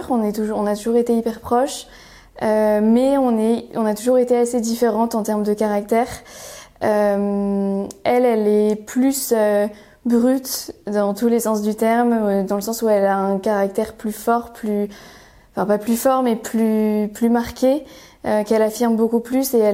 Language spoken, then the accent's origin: French; northern France, France; alors, je viens du nord de la France essentiellement. On a déménagé pas mal de fois avec mes parents pour des raisons liées à la carrière de mon père.